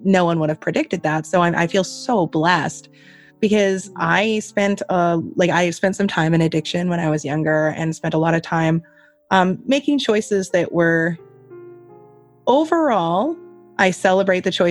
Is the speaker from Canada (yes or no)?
yes; Canada; I'm Canadian